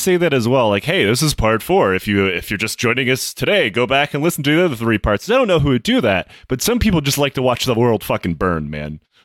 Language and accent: English; United States; I'm American